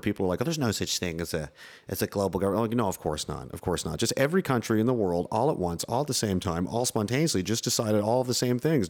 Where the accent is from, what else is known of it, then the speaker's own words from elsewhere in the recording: Canada; I'm American in a Canadian body.